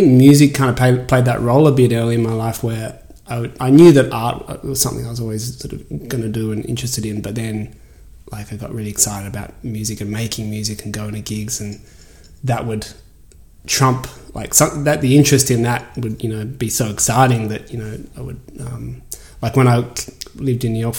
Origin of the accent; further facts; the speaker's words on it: Australia; accent: Australian; And I think they just straight up hired me for my Australian accent, because it's like, you know, everyone's, oh my God, you're an Aussie.